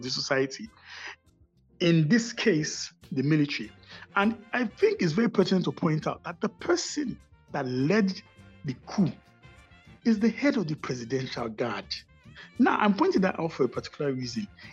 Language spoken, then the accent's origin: English; Nigeria; also born or lived in Lagos / Abuja; I'm a Nigerian. I work in Abuja, although I live in Lagos